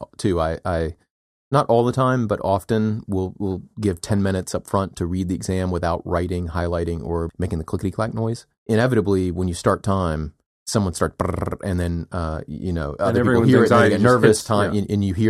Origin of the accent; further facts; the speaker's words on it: United States; And as we know, I'm an American and I'm entitled to my opinion.